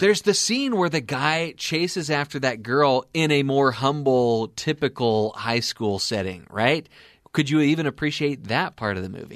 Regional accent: California, United States; my home state, which was California

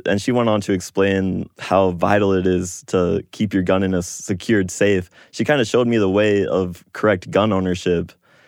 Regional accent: Chicago, Illinois, United States; born there; also born or lived in New York / Southern California / Tokyo, Japan / West Virginia; I was born in Chicago, but I've moved to New York, Southern California, Tokyo, Japan, and a lot of smaller states in the U.S. as well, like West Virginia, Iowa.

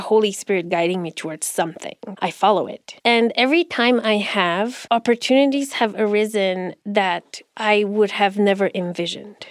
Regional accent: Romania; now in United States; When I go back to Romania, I'm the American. And when I'm here, I'm the immigrant

